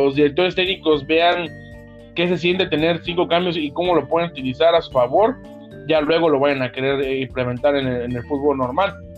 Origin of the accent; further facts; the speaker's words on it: Mexico; uno siendo mexicano